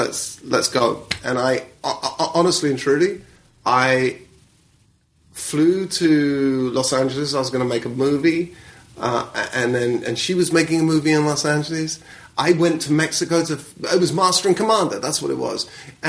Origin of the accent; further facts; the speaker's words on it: United Kingdom; accent: British; I've got a British accent